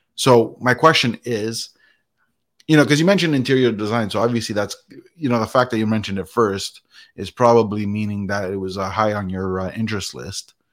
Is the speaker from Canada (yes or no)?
yes; Canada; I was born and raised in Canada